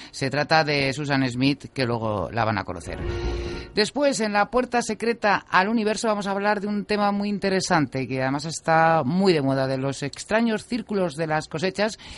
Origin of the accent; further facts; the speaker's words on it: Teruel, Aragon, Spain; now in Valencia, Spain; Qué bien vivirías tú en verano en Teruel, eh, en mi tierra.